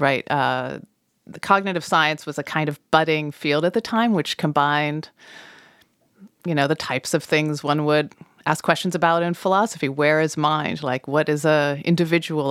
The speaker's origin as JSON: {"language": "English", "region": "Colorado", "country": "United States", "tie": "born or raised there", "moved": "yes", "said": "growing up in Colorado"}